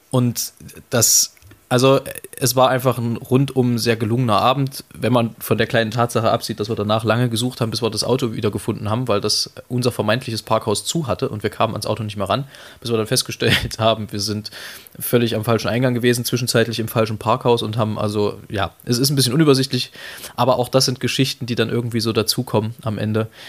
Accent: East Germany, Germany; wir sind ja nun beide gebürtige Osseriche

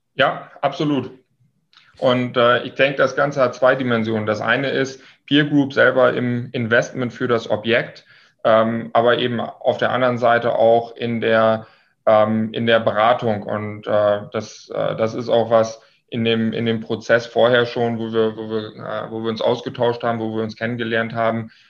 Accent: Lower Saxony, Germany; moved away as an adult; now in Munich, Germany; komme gebürtig aus dem Nordwesten Deutschlands. Äh, hört man mir vielleicht etwas an aus äh, Niedersachsen

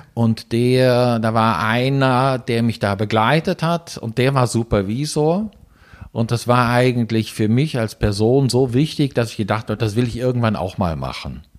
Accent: Germany; moved away as an adult; now in Switzerland; Wie man hört, bin ich Deutscher, bin seit 25 Jahren in der Schweiz

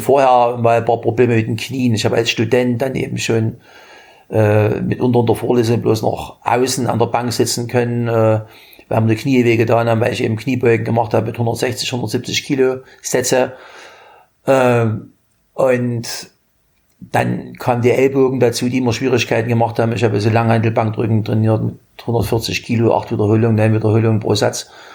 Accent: Germany; In meiner Jugend in der DDR

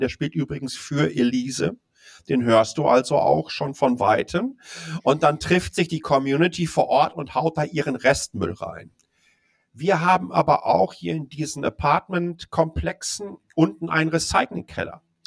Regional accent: Dortmund, North Rhine-Westphalia, Germany; moved away as an adult; also born or lived in Ruhr area; now in Taipei, Taiwan; ich bin gebürtiger Dortmunder

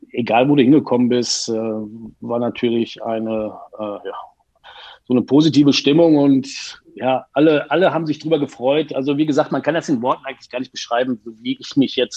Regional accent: Unna, North Rhine-Westphalia, Germany; ich bin ja gebürtiger Uneraner und ähm, ja, wenn du aus der Region da unten kommst, also Dortmunder Ecke

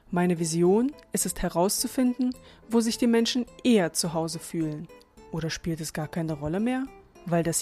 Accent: Daugavpils, Latgale, Latvia; first language Latvian and Russian; German is a second language; moved away; Ich bin ein Kind der 90er und habe meine Kindheit in Lettland verbracht. Genauer gesagt komme ich aus der Stadt Daugopils und bin am 15. August 1991 geboren.

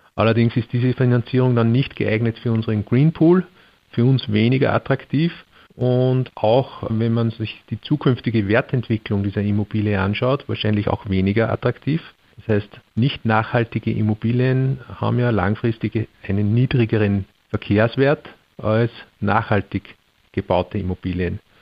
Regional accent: Austria; bei uns in Österreich

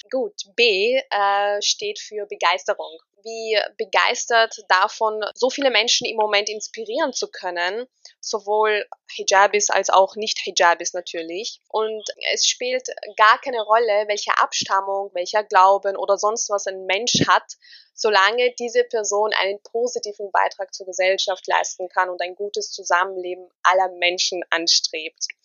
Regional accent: Austria; Ich bin 25 Jahre alt. Oh Gott, fühle ich mich alt. Ich bin Österreicherin mit tunesischen Wurzeln.

